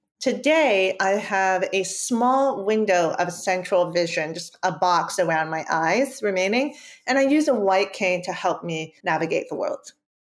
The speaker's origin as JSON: {"language": "English", "region": "Maryland", "country": "United States", "tie": "born or raised there", "first_language": "Spanish", "second_language": "English", "said": "I'm Cuban and Puerto Rican. I was born and raised in Maryland in the United States. My parents taught me Spanish as my first language."}